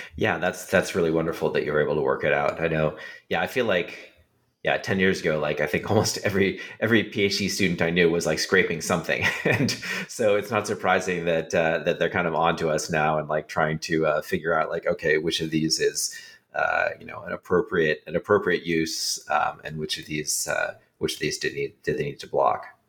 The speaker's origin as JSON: {"language": "English", "region": "California", "country": "United States", "tie": "born or raised there", "said": "I grew up in California"}